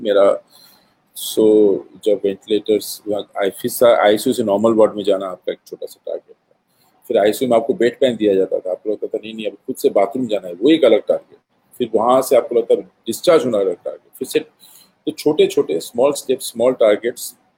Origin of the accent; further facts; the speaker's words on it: Bhilai, Chhattisgarh, India; मैं भिलाई से हूँ